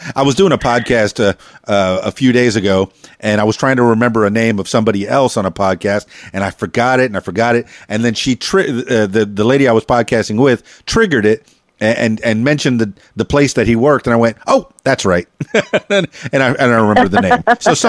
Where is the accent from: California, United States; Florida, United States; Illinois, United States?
Florida, United States; Miami; I'm transplanted from Miami, South Florida myself.